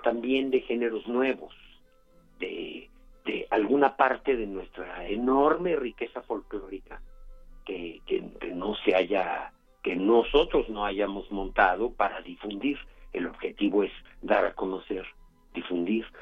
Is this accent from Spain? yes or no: no; Mexico